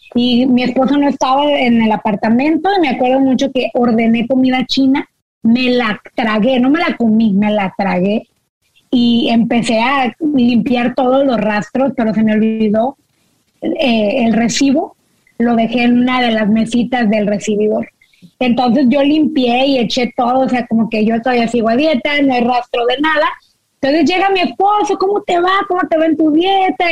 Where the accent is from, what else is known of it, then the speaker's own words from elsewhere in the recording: Monterrey, Nuevo León, Mexico; now in United States; yo crecí en Monterrey